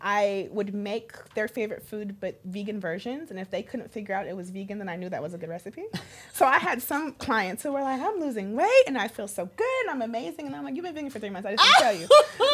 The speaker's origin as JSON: {"language": "English", "region": "California", "country": "United States", "tie": "born or raised there", "said": "I grew up in California"}